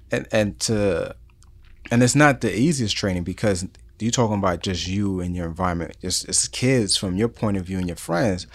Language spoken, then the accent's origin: English; New York City, New York, United States; moved away; growing up in New York City in the Bronx